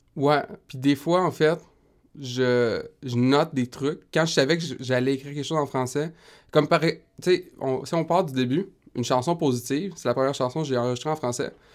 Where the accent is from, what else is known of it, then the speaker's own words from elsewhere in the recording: Rimouski, Quebec, Canada; je viens de Rimouski